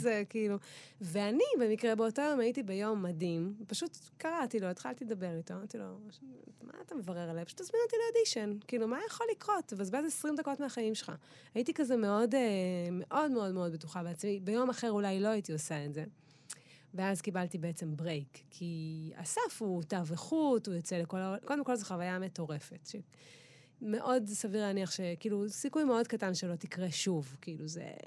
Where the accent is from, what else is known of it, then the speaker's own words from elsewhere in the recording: Eilat, Southern District, Israel; moved away; also born or lived in Tel Aviv; אני הבנתי שאני גדלתי במקום מטורף, אבל מצד שני נולדתי שם